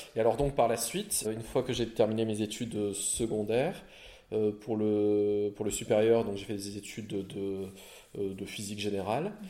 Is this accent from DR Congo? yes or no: no; France; also born or lived in La Réunion; now in Belgium; je suis français et euh, mes parents, ma mère est née à La Réunion, à l'île de La Réunion